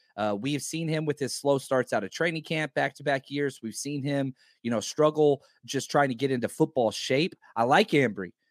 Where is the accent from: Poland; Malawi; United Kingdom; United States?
United States; Dallas, Texas; accent: Southern; growing up in Texas, you know, I, I, I was raised in a trailer park in Dallas